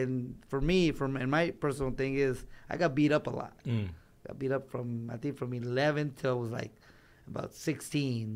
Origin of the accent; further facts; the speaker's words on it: Los Angeles, California, United States; I was born in East LA. But raised in the Valley most of my life